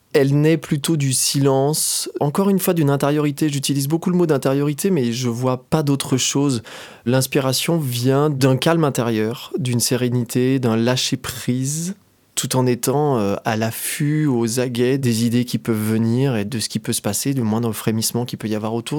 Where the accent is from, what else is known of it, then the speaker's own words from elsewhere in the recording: Doussard, Auvergne-Rhône-Alpes, France; also born or lived in Annecy; je suis originaire d'Annecy, j'ai grandi à Doussard